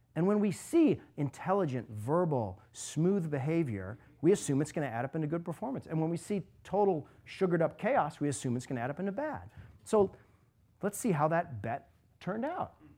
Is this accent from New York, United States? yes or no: no; Alaska, United States; moved away as an adult; now in Cleveland, United States; I was growing up in Alaska.